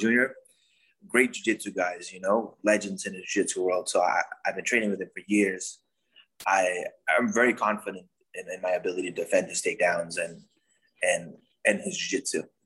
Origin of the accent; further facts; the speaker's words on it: Suriname; now in United States; I'm from Suriname country in South America.